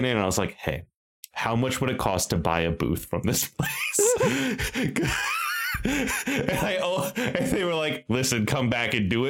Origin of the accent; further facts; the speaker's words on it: Davenport, Iowa, United States; I hail from the Quad Cities of Iowa, Davenport, Iowa.